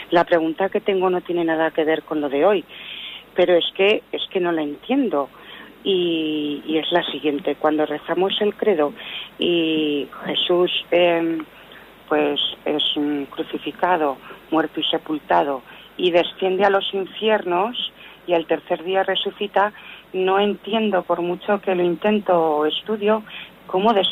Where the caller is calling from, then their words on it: Zaragoza, Aragon, Spain; de Zaragoza.